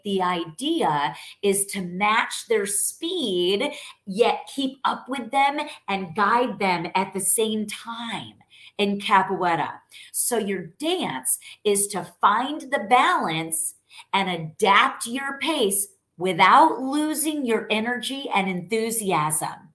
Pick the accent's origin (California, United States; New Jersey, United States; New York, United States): New York, United States; now in Texas, United States; I'm Italian. I'm from born and raised in New York. I'm now a Texan